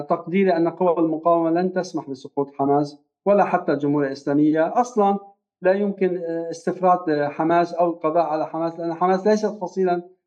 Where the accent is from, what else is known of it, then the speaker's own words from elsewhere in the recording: Lebanon; نحن مسؤولون جميعا كبشر ليس فقط كلبنانيين